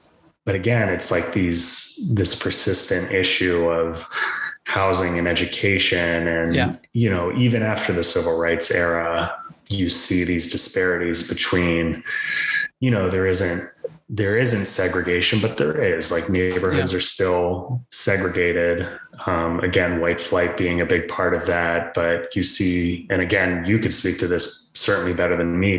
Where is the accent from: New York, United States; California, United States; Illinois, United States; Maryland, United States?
Maryland, United States; growing up in Maryland